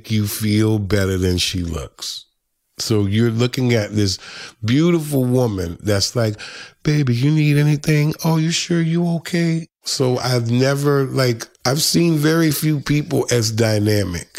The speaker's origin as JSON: {"language": "English", "town": "New Orleans", "region": "Louisiana", "country": "United States", "tie": "born or raised there", "said": "I grew up in New Orleans, Louisiana."}